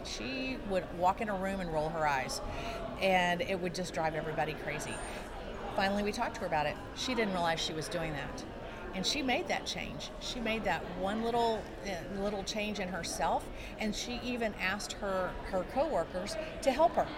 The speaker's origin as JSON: {"language": "English", "town": "San Antonio", "region": "Texas", "country": "United States", "said": "I am from San Antonio, Texas"}